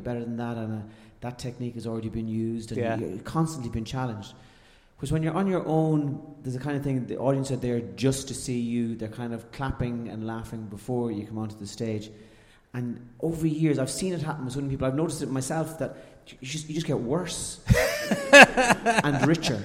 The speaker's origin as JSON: {"language": "English", "country": "Ireland", "moved": "yes", "said": "as an Irishman"}